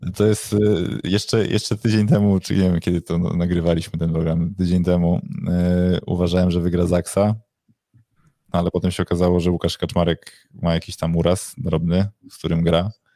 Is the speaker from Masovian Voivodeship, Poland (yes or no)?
yes; Warsaw, Masovian Voivodeship, Poland; jestem z Warszawy, jestem za Warszawą